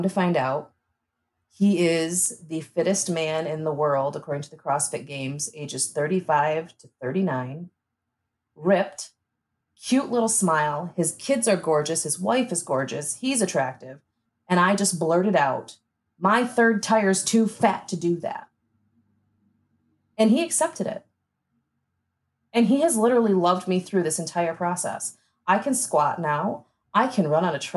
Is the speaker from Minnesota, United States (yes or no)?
no; Michigan, United States; moved away as an adult; now in Omaha, United States; I moved to Omaha from Michigan